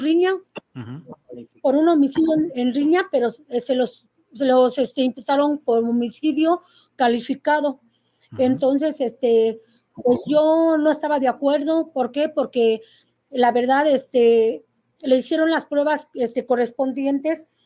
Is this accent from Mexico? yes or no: yes; Querétaro, Mexico; soy de aquí de Querétaro.